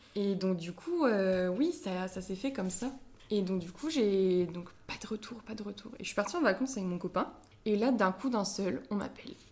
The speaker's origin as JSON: {"language": "French", "area": "Cornouaille", "region": "Brittany", "country": "France", "said": "je suis de Cornouailles"}